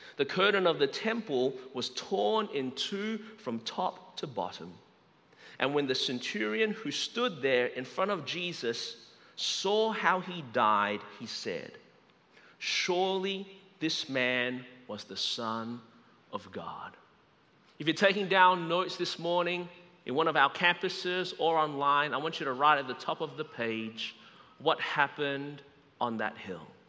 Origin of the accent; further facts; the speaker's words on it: Melbourne, Victoria, Australia; now in Anderson, United States; I was born and raised in Melbourne, Australia.